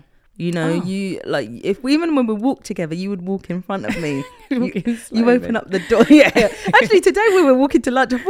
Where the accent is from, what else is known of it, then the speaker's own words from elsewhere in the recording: United Kingdom; now in France; I'm British.